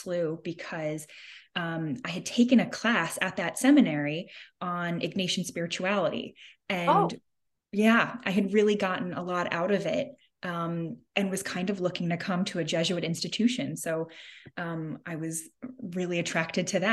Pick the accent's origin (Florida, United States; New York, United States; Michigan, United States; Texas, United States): New York, United States; moved away as an adult; also born or lived in Illinois; now in St. Louis, United States; I was from New York and living in New York, and I wasn't exactly expecting to be moving to the Midwest